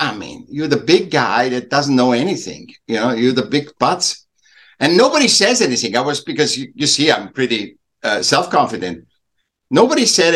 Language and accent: English; Vienna, Austria; I was born in Vienna, Austria, and I was a sick child. So my parents helped me back a year, and then I went in in a class